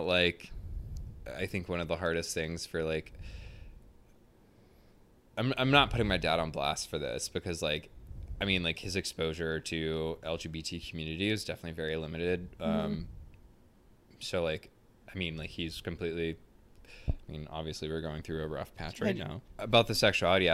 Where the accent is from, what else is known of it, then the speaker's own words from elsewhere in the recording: the South, United States; I grew up in the South in a small town